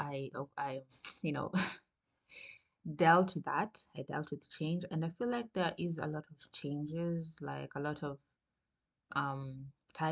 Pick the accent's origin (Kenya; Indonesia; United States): Kenya; Coast; moved away as an adult; now in Germany; I am from the coast, literally, and it's never cold at the coast